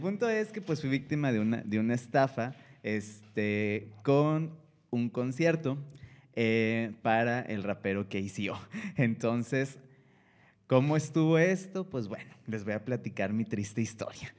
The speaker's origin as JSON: {"language": "Spanish", "town": "Monterrey", "region": "Nuevo León", "country": "Mexico", "said": "Nosotros somos de, acá de Monterrey, de Monterrey, Nuevo León"}